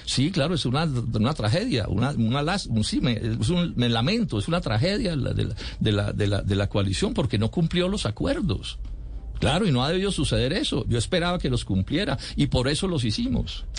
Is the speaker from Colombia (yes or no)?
yes; Colombia; soy colombiano